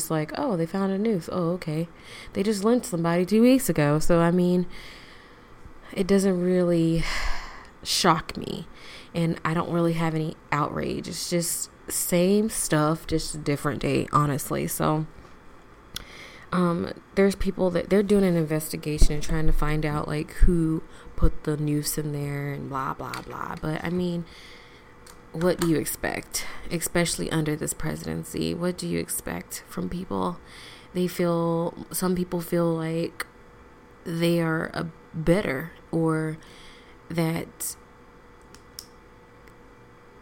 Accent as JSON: {"language": "English", "region": "Florida", "country": "United States", "tie": "born or raised there", "moved": "yes", "lives_now": "San Diego, United States", "said": "I was born in Florida and I was raised in Florida"}